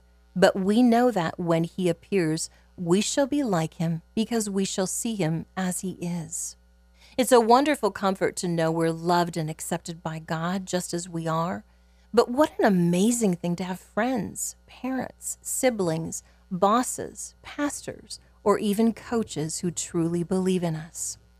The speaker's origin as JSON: {"language": "English", "town": "Clarinda", "region": "Iowa", "country": "United States", "tie": "born or raised there", "said": "As someone who personally grew up in Clarinda, I can tell you that it was a community that was proud of the good work"}